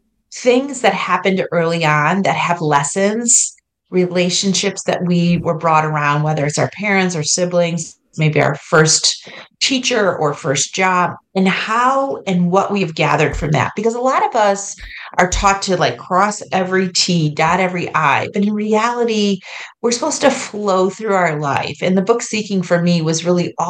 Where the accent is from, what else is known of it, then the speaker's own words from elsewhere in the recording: New York, United States; moved away as an adult; now in Ohio, United States; I grew up in New York